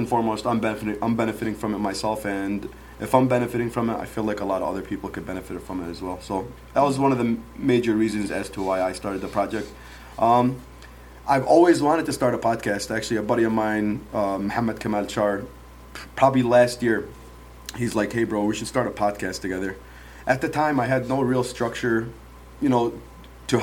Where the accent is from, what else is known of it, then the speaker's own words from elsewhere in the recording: Dearborn, Michigan, United States; also born or lived in Yemen; Grew up in Dearborn my whole life. I wasn't born in Dearborn. I was born in Yemen.